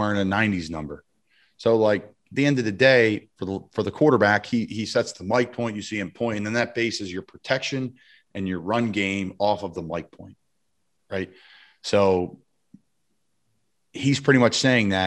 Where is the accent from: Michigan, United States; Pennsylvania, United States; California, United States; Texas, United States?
Pennsylvania, United States; Doylestown; located in Doylestown, Bucks County, Pennsylvania, right outside of my hometown, right in my hometown